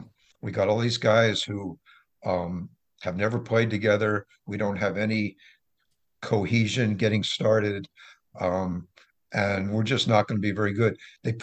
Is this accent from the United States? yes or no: yes; Philadelphia, Pennsylvania, United States; also born or lived in Wilmington, United States; I grew up in Wilmington and Philadelphia, and I was a Flyers fan.